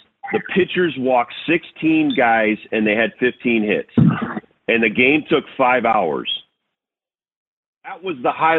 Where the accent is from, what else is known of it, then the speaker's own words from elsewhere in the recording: Connecticut, United States; remember, I grew up in Connecticut, so I watched the first $3 million player.